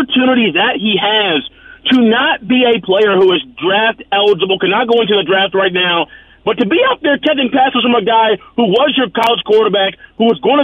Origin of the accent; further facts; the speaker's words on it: Indiana, United States; I'm a Hoosier at heart. I'm from Indiana